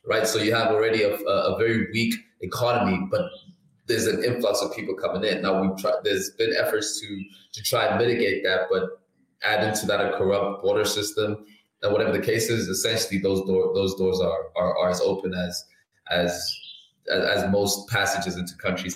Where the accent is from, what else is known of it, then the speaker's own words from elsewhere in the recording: South Africa; sitting here as a South African